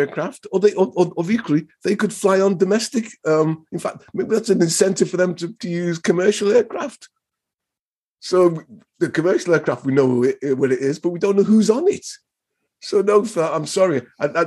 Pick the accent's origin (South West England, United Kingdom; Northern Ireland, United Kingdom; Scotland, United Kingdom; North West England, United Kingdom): North West England, United Kingdom; Liverpool; You know, I'm a Scouser.